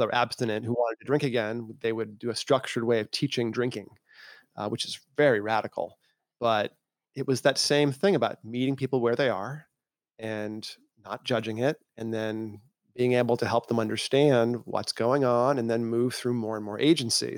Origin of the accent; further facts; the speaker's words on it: Massachusetts, United States; also born or lived in Maine; I was born in Maine, grew up in Massachusetts in a farming town that had more cows than people